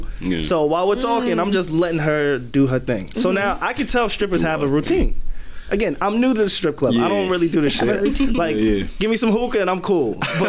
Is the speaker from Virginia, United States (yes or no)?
no; New York, United States; Because I told her I'm from New York. I'm like, look, I'm not even from here.